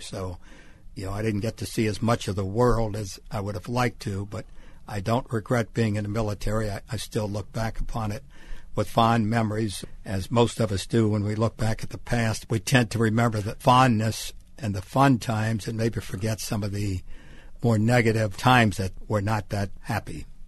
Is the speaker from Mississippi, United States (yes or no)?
yes; Bay St. Louis, Mississippi, United States; moved away; On the Gulf Coast of Mississippi, a little town called Bay Saint Louis in Hurricane Alley